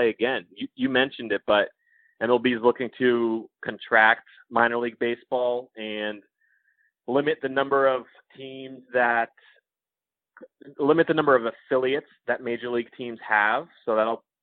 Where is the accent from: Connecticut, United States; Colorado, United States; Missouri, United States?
Connecticut, United States; when I was a kid growing up in Connecticut